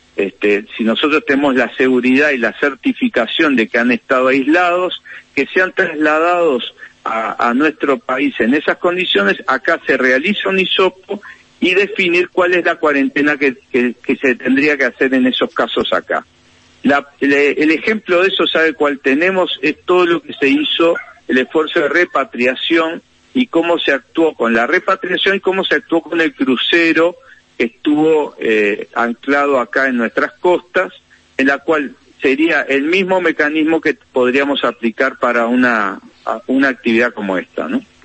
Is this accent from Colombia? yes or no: no; Uruguay; acá tenemos